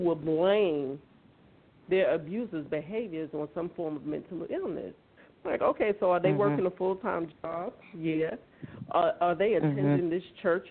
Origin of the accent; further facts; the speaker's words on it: New York City, New York, United States; moved away as an adult; now in South Carolina, United States; I'm from Brooklyn.